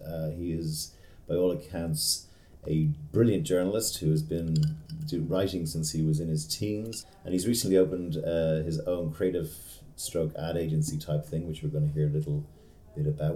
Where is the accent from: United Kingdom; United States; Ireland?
Ireland; I'm Irish.